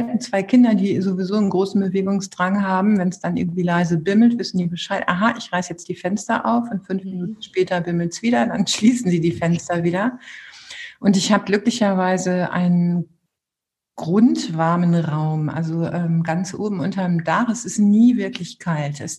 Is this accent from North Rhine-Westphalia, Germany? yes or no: yes; Bielefeld, North Rhine-Westphalia, Germany; also born or lived in Münster; also ich komme auch gebürtig aus Bielefeld, das muss ich dazu sagen, in äh, Münster gemacht. Das ist einfach eine wunderbare Stadt, da bin ich hängen geblieben und habe dort studiert.